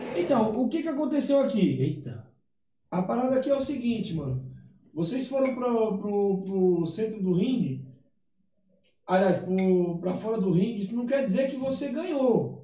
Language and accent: Portuguese; Ceará, Brazil; moved away; eu sou do Ceará